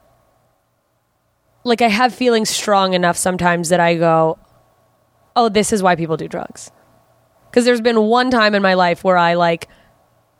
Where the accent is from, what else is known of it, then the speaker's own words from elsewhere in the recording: Anchorage, Alaska, United States; also born or lived in Germany / Southern Mississippi; There's a huge drug problem in my hometown.